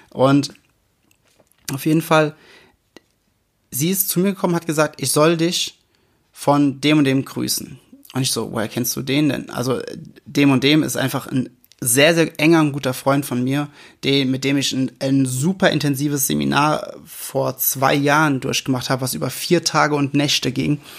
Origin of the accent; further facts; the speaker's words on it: Rhineland-Palatinate, Germany; Ich komme ja aus dem Westerwald, ne? Äh, überall Wald, kleine Orte.